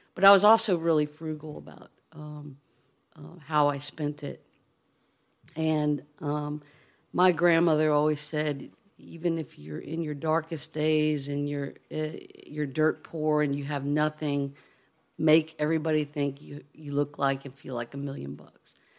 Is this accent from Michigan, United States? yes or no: no; Charlottesville, Virginia, United States; also born or lived in Chesapeake Bay; we grew up on the Chesapeake Bay